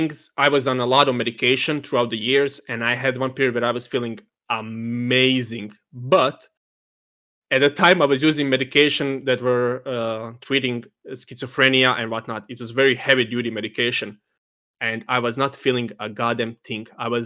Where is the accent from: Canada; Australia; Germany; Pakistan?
Germany; from Germany.